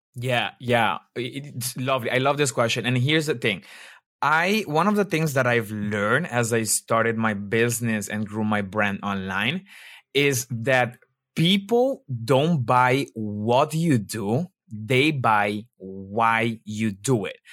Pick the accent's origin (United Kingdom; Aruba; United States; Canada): Aruba; moved away as an adult; also born or lived in Colombia (ancestry); now in Netherlands; I'm actually from Aruba. I was born in Aruba